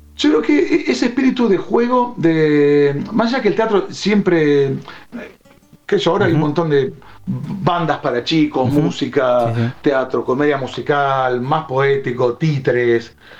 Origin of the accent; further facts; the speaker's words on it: Buenos Aires, Argentina; also born or lived in Chañar Ladeado, Santa Fe; yo soy nacido en Capital